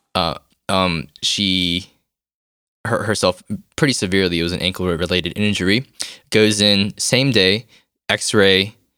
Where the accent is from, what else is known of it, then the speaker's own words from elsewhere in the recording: United States; moved away as an adult; now in South Korea; I'm from America too